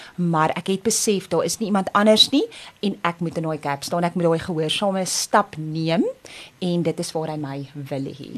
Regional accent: Windhoek, Khomas, Namibia; now in South Africa; ek het in die ou Suidwes-Afrika grootgeword. Ek is daar gebore in Windhoek wat nou Namibië is.

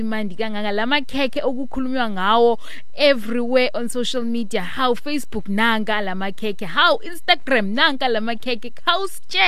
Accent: South Africa; as South African women

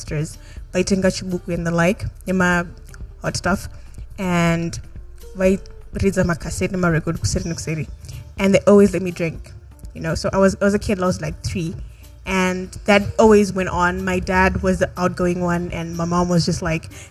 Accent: Bulawayo, Zimbabwe; we're from Wabulawayo

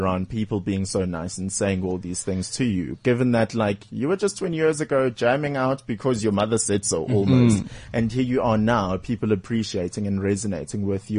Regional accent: Durban, KwaZulu-Natal, South Africa; moved away; Durban's my hometown.

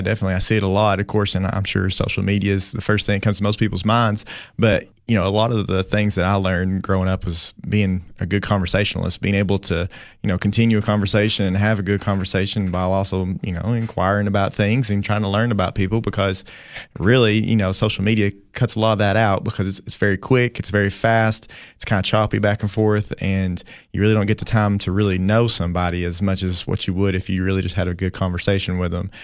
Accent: Jamestown, Tennessee, United States; moved away as an adult; now in Putnam County, Tennessee, United States; I grew up in Jamestown, Tennessee, which, you know, really it's Allard, Tennessee

